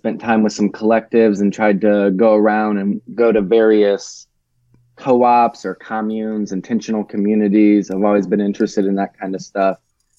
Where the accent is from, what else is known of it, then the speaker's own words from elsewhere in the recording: Tennessee, United States; also born or lived in Michigan; I was born in Michigan, in the Detroit area. And then I almost immediately moved around a little bit as a child, went back to Michigan for a little while, and then went to rural Tennessee, about an hour outside of Memphis, when I was 11, went to middle school and high school there